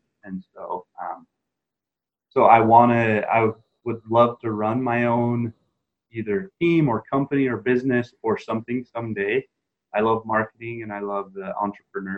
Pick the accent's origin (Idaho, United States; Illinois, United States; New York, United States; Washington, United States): Idaho, United States; southeast; growing up in Idaho, we get snow in the winter